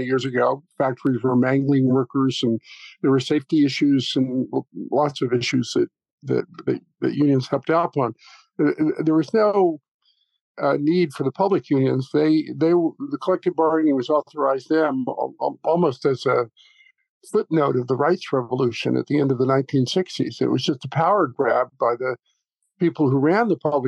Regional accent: the South, United States; moved away; also born or lived in New York; I grew up in the South

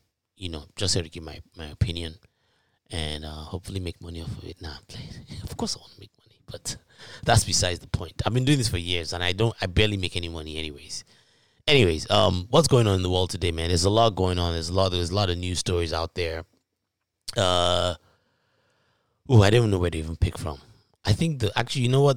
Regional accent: Ibadan, Oyo, Nigeria; moved away; back in high school in Nigeria. For those that don't know, if you can't tell from my accent, I'm from Nigeria. Town called Ibadan

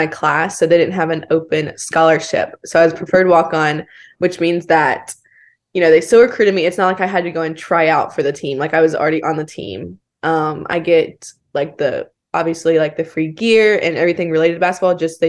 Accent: Bossier City, Louisiana, United States; moved away as an adult; also born or lived in Baton Rouge, Louisiana; I grew up in Bossier, from Bossier.

